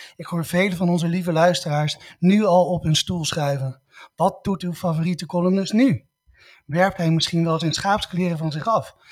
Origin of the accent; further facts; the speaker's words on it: Netherlands; wij als Nederlanders